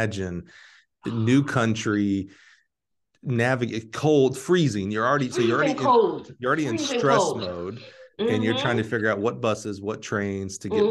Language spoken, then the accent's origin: English; Alabama, United States; now in Illinois, United States; I'm from Alabama and I barely survive here in Illinois